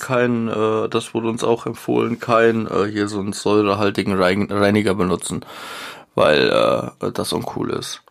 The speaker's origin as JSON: {"language": "German", "country": "Germany", "tie": "born or raised there", "said": "ich bin in Deutschland groß geworden."}